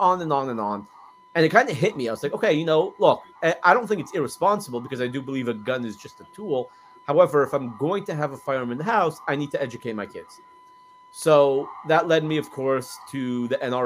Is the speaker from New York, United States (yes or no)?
no; Los Angeles, California, United States; moved away as an adult; now in Texas, United States; I'm from Los Angeles originally. Been in Texas for, 7.5 years now